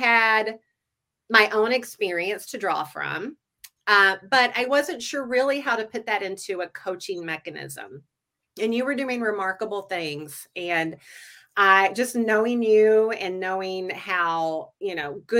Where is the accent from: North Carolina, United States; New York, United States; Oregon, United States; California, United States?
North Carolina, United States; moved away as an adult; now in Twin Cities, United States; I'm from the South. I grew up in North Carolina